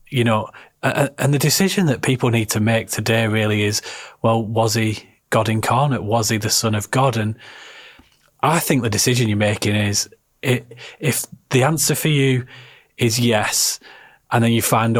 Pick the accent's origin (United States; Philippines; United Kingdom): United Kingdom; the north of England; accent: Northern; my drivelly Northern accent